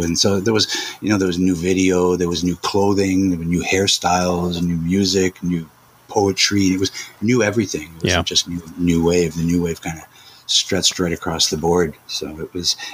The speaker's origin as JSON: {"language": "English", "town": "Montreal", "region": "Quebec", "country": "Canada", "tie": "born or raised there", "said": "we grew up in Montreal"}